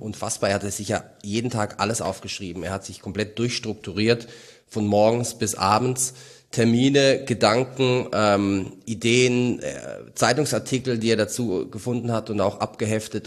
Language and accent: German; Mainz, Rhineland-Palatinate, Germany; als Mainzer